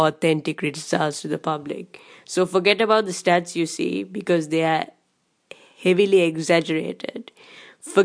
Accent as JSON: {"language": "English", "country": "Sri Lanka", "said": "I come from Sri Lanka"}